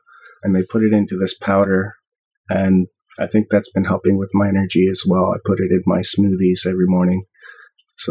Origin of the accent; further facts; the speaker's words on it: Ontario, Canada; now in British Columbia, Canada; I grew up in Ontario